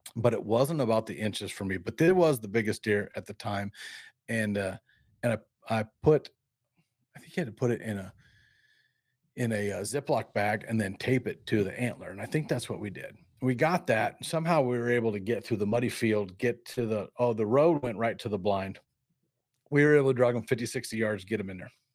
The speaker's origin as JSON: {"language": "English", "town": "Peoria", "region": "Illinois", "country": "United States", "tie": "born or raised there", "also_born_or_lived": "Barton, Illinois", "said": "I grew up in Peoria, Illinois, and Barton"}